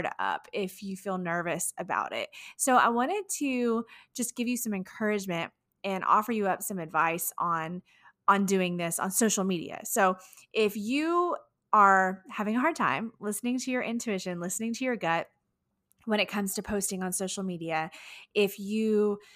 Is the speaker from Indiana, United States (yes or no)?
no; Houston, Texas, United States; my hometown of Houston, Texas